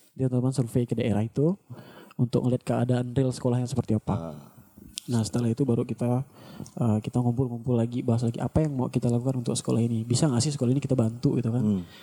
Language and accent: Indonesian; Sintang, West Kalimantan, Indonesia; now in Pontianak, Indonesia; saya dari Sintang.